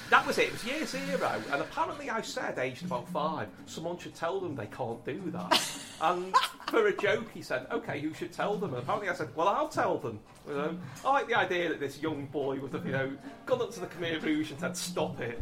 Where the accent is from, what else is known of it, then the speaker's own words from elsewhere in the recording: Liverpool, North West England, United Kingdom; growing up in Liverpool